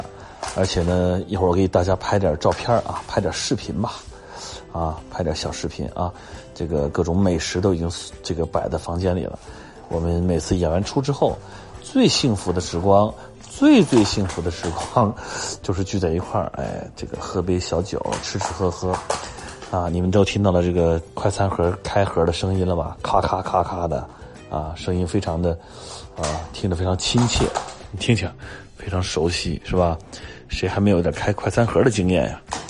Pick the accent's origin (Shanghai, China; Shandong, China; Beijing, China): Beijing, China; 我们这几个北京的呢都回家了，